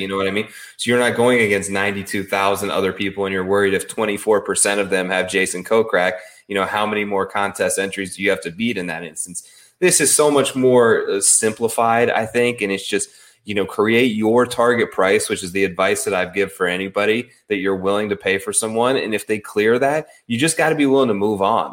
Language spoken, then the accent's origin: English; Midwest, United States; I grew up sort of in the Midwest